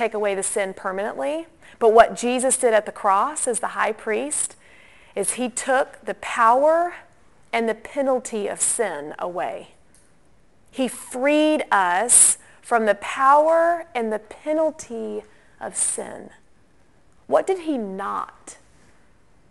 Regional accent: Atlanta, Georgia, United States; growing up in the Christian kind of Atlanta Bible Belt

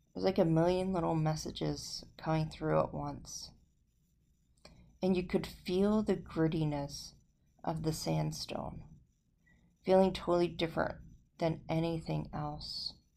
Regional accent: New Jersey, United States; moved away as an adult; now in Las Vegas, United States; Growing up in South Jersey

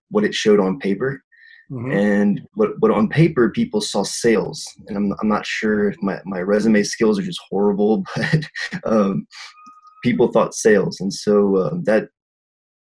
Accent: South Louisiana, United States; moved away as an adult; now in Utah, United States; I'm originally from South Louisiana, where there's literally no tech at all, and moved up to Utah

